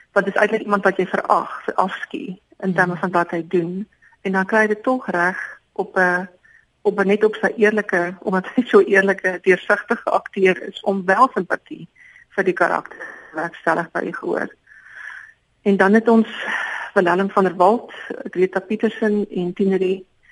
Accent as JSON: {"language": "Afrikaans", "region": "Free State", "country": "South Africa", "first_language": "Afrikaans", "said": "my geskiedenis as 'n Afrikaanssprekende wit persoon uit die Vrystaat"}